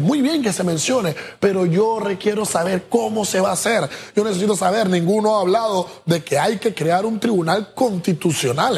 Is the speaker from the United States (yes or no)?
no; Panama; nosotros como pueblo panameño